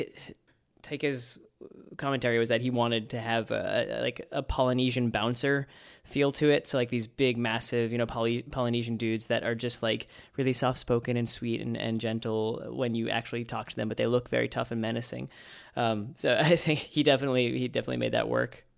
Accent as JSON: {"language": "English", "town": "New York City", "region": "New York", "country": "United States", "said": "As a New Yorker"}